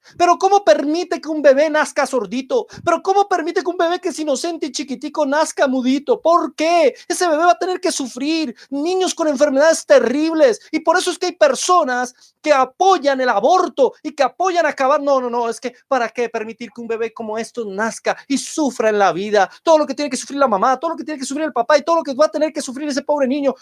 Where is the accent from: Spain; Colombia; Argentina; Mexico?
Colombia; en mi país, aquí en Colombia